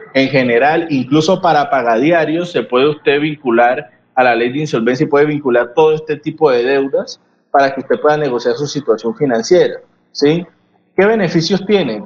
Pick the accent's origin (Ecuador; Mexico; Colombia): Colombia; nosotros como colombianos